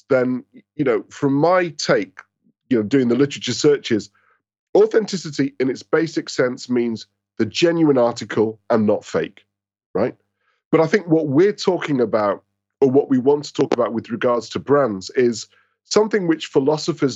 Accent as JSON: {"language": "English", "town": "Manchester", "region": "North West England", "country": "United Kingdom", "tie": "born or raised there", "moved": "as an adult", "lives_now": "London, United Kingdom", "said": "I was born and raised in Manchester"}